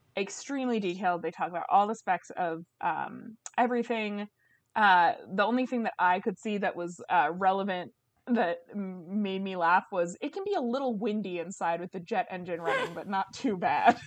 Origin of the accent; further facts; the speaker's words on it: Bay Area, California, United States; growing up in the Bay Area